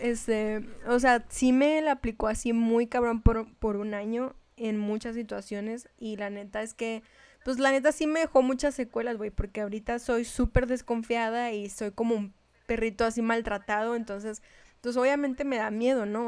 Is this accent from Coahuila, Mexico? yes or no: no; Chihuahua, Mexico; accent: norteña; hablaba como norteña.